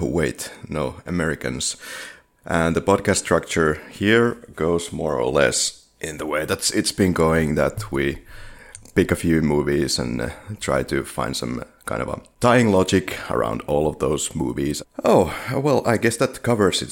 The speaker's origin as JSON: {"language": "English", "country": "Finland", "second_language": "English", "said": "we are from Finland"}